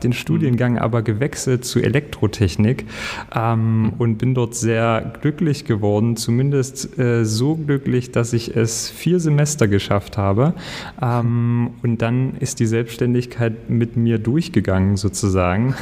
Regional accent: Ore Mountains, Saxony, Germany; also born or lived in Leipzig; now in Berlin, Germany; Ich bin aus dem Erzgebirge

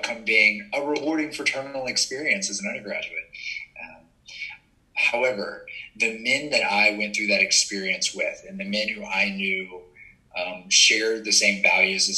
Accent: Baton Rouge, Louisiana, United States; growing up in Baton Rouge in a college town

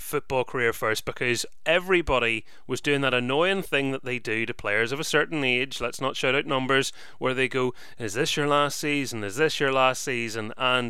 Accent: Carrickfergus, Northern Ireland, United Kingdom; born or raised there

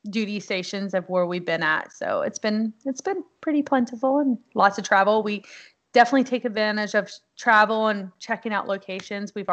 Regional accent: Texas, United States; so we were at Fort Hood, which was nice because I am from Texas.

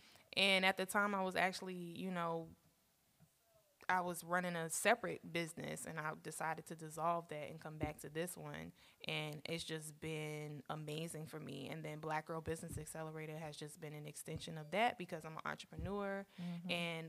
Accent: Brooklyn, New York, United States; also born or lived in Staten Island / Virginia; now in Indiana, United States; So I'm originally from Brooklyn in the house. Okay. And and this is actually my third state that I've lived in Indiana. So I've lived in Brooklyn, New York. I've lived in, well, actually I was born in Staten Island.

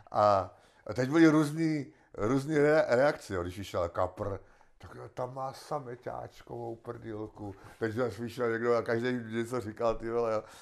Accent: Czechia; koukejte se, my jsme Sice Češi, ale k ním nepatříme.

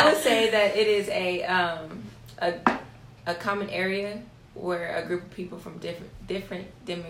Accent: Los Angeles, California, United States; I am from Los Angeles, and I study criminal justice.

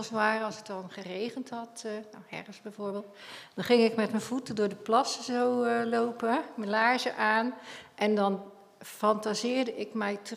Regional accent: Dordrecht, South Holland, Netherlands; Daar heeft mijn vader zijn bedrijf gebouwd op de oever van de boogjes toen de oude stadsmuur daar nog was ik voel me wel een echte Dordtenaar

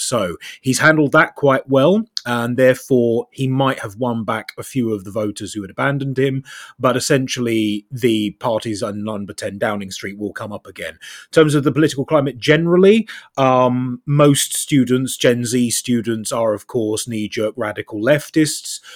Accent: South East England, United Kingdom; now in North West England, United Kingdom; I'm originally from Southeast England. Now I live in the Northwest.

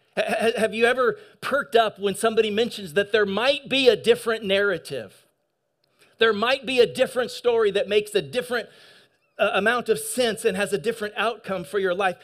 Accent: eastern Washington, United States; also born or lived in San Gabriel, California; I was born in San Gabriel, but I grew up in national forest land in eastern Washington

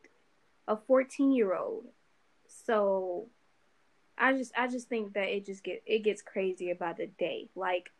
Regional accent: Chicago, Illinois, United States; growing up in Chicago

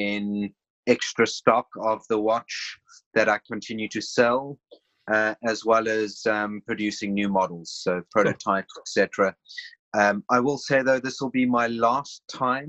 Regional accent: Cape Town, Western Cape, South Africa; moved away as an adult; now in Switzerland; I'm originally from South Africa, Cape Town

